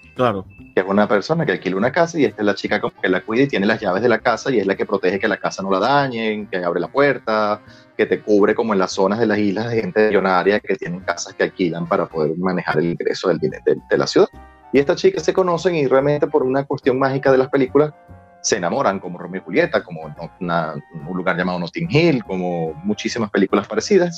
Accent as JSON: {"language": "Spanish", "country": "Venezuela", "said": "La venezolanidad está en, en nuestra forma de hablar, en nuestra velocidad al hablar"}